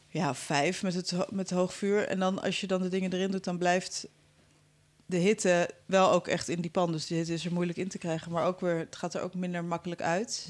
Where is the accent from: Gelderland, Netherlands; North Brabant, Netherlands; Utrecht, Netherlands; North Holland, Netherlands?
North Holland, Netherlands; Amsterdam; Ik ben in Amsterdam opgegroeid